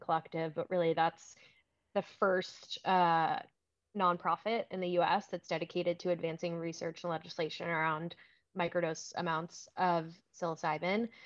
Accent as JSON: {"language": "English", "town": "Lexington", "region": "Kentucky", "country": "United States", "tie": "born or raised there", "said": "I grew up in Lexington, Kentucky"}